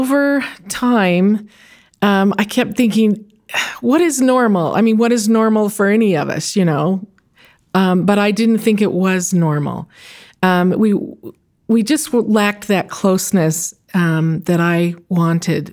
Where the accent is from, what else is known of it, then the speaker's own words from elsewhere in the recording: Santa Monica, California, United States; I grew up in Santa Monica in Southern California